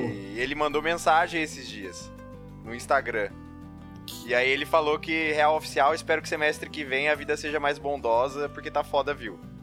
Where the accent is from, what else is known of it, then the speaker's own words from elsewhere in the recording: Ribeirão Preto, São Paulo, Brazil; falando também diretamente de Ribeirão Preto